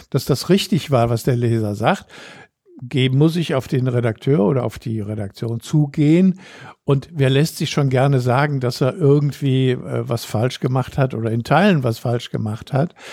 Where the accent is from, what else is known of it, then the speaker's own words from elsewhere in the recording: Düsseldorf, North Rhine-Westphalia, Germany; also born or lived in Brüggen; ich bin auch Düsseldorfer, bin zwar in Brüggen geboren, aber seit 1956 lebe ich hier.